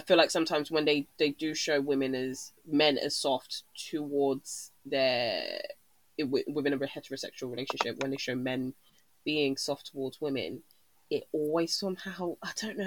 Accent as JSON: {"language": "English", "country": "United Kingdom", "said": "being Black British in this country"}